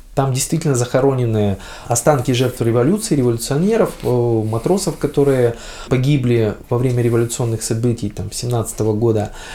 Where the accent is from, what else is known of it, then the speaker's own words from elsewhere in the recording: Vladivostok, Primorsky Krai, Russia; А мы коренные владивостокчане, дальневосточники, то есть приморчане